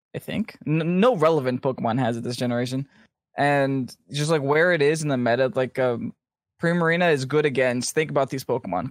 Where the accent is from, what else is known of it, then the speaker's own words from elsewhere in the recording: United States; I'm from America